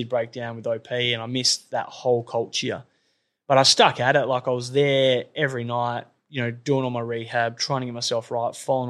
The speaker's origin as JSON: {"language": "English", "town": "Perth", "region": "Western Australia", "country": "Australia", "tie": "born or raised there", "also_born_or_lived": "Wagin, Western Australia", "said": "I grew up in Belmont or Kewdale. Went to Kewdale Primary, then Kent Street High School."}